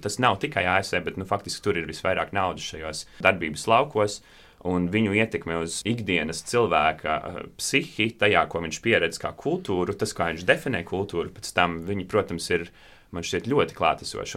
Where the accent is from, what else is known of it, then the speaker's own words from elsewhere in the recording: Latvia; es arī piedzimu un uzaugu Latvijā